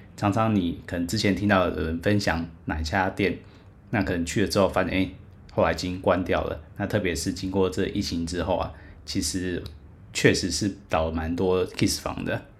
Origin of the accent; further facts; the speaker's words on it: Taiwan; 我不是韩国人，我是台湾人